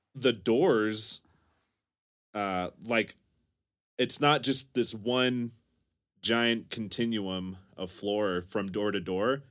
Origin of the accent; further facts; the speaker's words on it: the South, United States; I'm from the South